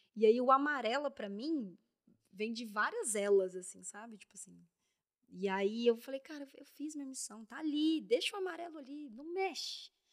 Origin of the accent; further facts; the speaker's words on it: Belo Horizonte, Minas Gerais, Brazil; moved away as an adult; now in São Paulo, Brazil; saí de BH, sapatão, mulher, mineira